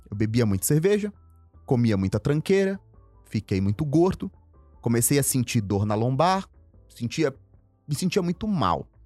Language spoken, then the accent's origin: Portuguese; Northeast Region, Brazil; Eu tenho muitos na minha família assim. Eu vim do Nordeste.